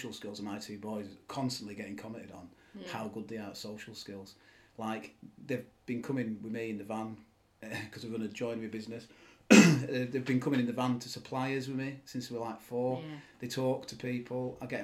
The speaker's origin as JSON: {"language": "English", "town": "Silverdale", "region": "North West England", "country": "United Kingdom", "tie": "born or raised there", "also_born_or_lived": "Morecambe", "said": "had a really good childhood in Silverdale, growing up in Silverdale"}